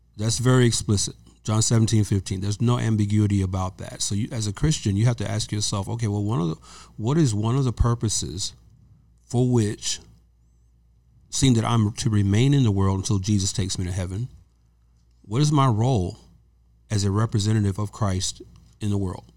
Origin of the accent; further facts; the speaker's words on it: the South, United States; also born or lived in Georgia; now in California, United States; I'm from the South.